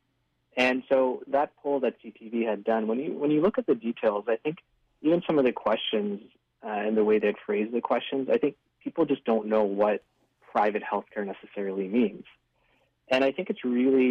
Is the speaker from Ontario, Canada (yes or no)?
yes; Ontario, Canada; moved away as an adult; also born or lived in British Columbia; now in Vancouver, Canada; I moved to British Columbia just a year and a half ago, and I was in Ontario, did all my training, grew up in Ontario